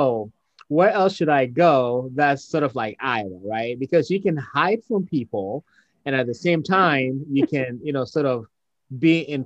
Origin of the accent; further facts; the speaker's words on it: Ghana; now in United States; Growing up in Ghana, again, I was the majority